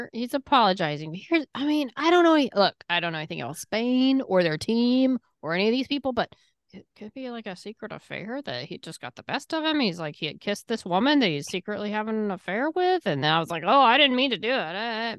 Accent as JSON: {"language": "English", "region": "England", "country": "United Kingdom", "lives_now": "United States", "said": "I'm here from England. I'm just here visiting America."}